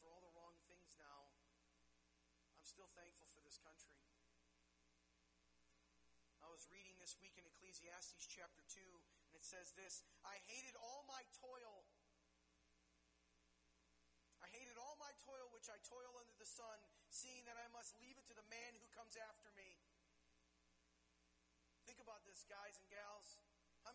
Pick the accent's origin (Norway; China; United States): United States; growing up in the United States of America